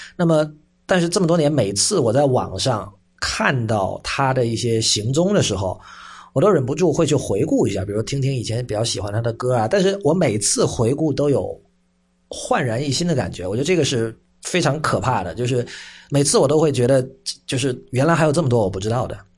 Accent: Shenzhen, Guangdong, China; 因为我是在深圳长大嘛，所以，呃，在深圳长大有一个好处吧，就是我们从小是看这个香港电视台

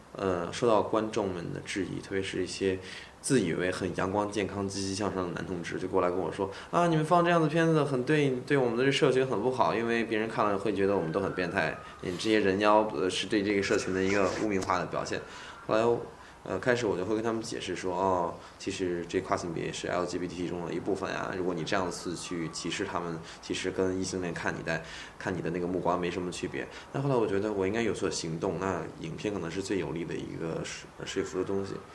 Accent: Xuzhou, Jiangsu, China; moved away; 我的老家徐州

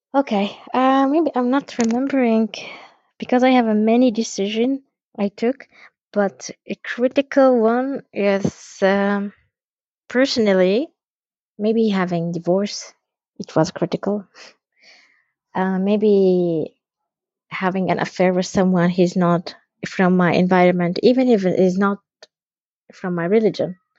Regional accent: West Bank, Palestine; we are all Palestinians, but we have a different ID. My ID is green

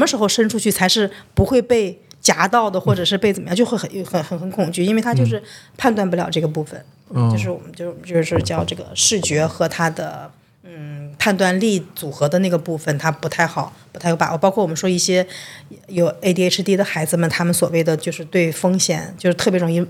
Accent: China; 因为我们中国人一听“障碍”这个词儿就觉得不好

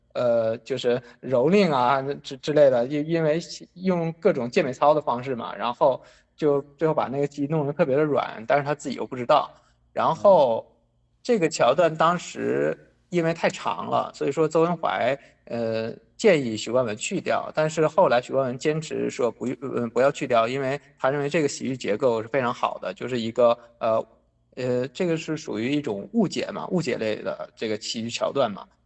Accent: Northeast China, China; 我本身是东北人

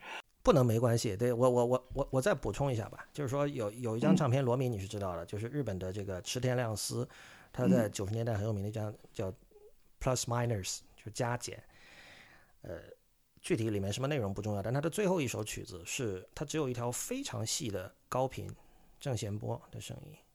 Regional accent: Shenzhen, Guangdong, China; 我的家乡深圳

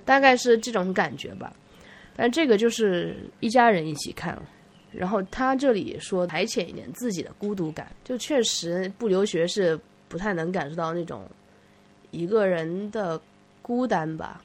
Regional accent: Nanjing, Jiangsu, China; moved away as an adult; now in United States; 我从南京来的

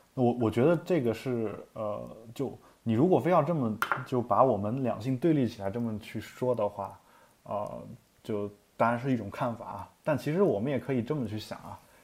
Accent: China; moved away; also born or lived in Europe; 我们大陆人

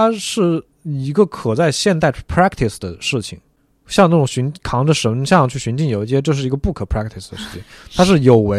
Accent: Guangzhou, Guangdong, China; 比如说，我是一个广州人，我自己从来不知道广州有舞狮大赛

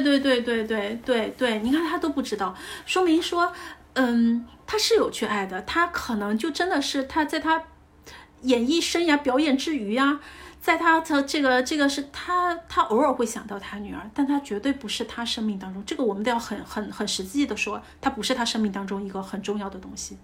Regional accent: China; 就像我们中国人的相处，我们不表达，但我们的这爱里都在每一顿饭当中

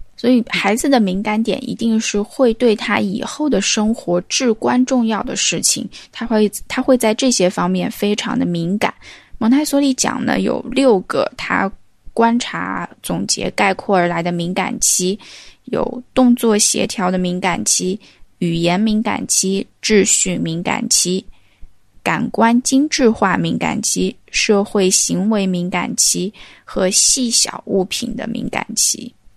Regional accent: the South, southern China, China; accent: southern (no front/back nasal distinction); moved away; also born or lived in Beijing; 只要我一旦回到家乡或者回到南方，就分分钟就回去了

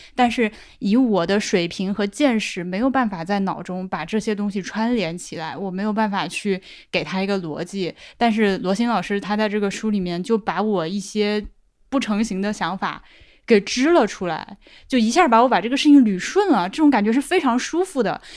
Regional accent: Laohekou, Hubei, China; moved away; 生活在，就是出生在老河口，这狗地方教育资源那么差

